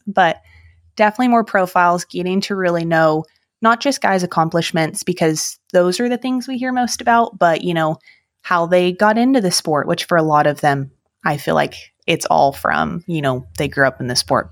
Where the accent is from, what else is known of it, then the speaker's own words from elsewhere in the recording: Salinas, California, United States; now in Missouri, United States; I was born and raised in Salinas, California